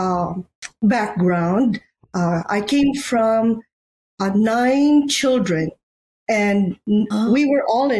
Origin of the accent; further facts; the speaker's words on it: Bacolod, Western Visayas, Philippines; moved away as an adult; now in United States; I am from Bacolod City, Negros Occidental